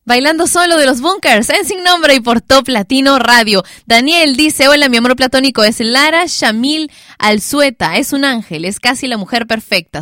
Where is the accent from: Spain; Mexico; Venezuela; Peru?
Peru; Lima; yo soy de Lima y transmitimos la radio desde Lima también